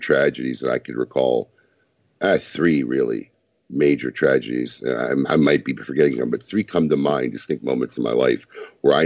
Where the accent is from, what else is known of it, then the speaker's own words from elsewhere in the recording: United States; as an American